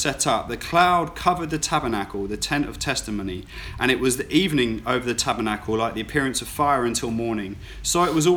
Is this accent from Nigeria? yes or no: no; United Kingdom; I'm British